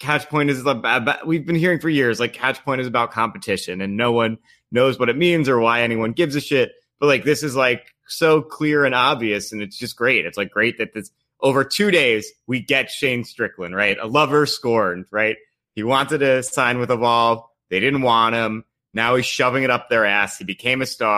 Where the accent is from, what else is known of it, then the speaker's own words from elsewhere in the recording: Long Island, New York, United States; I grew up with on Long Island